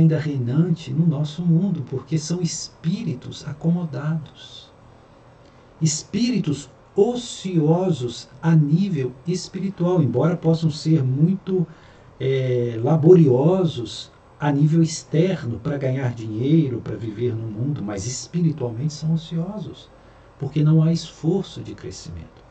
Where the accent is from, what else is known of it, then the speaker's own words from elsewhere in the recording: Minas Gerais, Brazil; moved away; lá em Minas, de onde eu venho